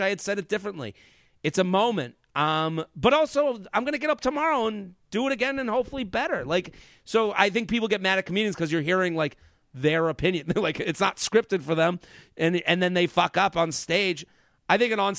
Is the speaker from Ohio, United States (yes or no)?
no; Boston, Massachusetts, United States; I'm from Boston.